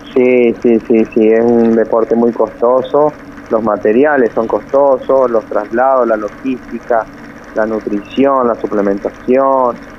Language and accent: Spanish; Río Gallegos, Santa Cruz, Argentina; moved away as an adult; also born or lived in El Calafate; now in Córdoba, Argentina; yo soy nacido en Río Gallego sí. y ahí fue, comencé yo a andar en bici, a correr en bici a los ocho años y a los 14 años me fui para Calafate